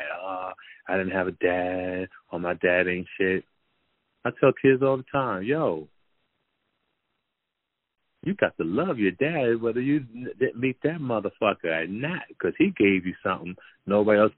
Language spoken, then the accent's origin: English; Jersey City, New Jersey, United States; growing up in Jersey City, New Jersey